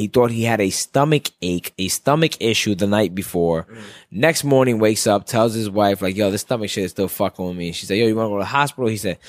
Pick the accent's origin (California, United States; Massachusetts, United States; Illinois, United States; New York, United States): New York, United States; New York City; I'm from Brooklyn